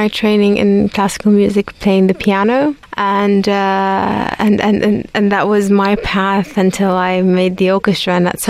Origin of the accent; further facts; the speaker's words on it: Baghdad, Baghdad Governorate, Iraq; English is a second language; moved away as an adult; I was born in Baghdad and I lived the majority of my life there up until I was 18. So I established the orchestra while I was still in Baghdad.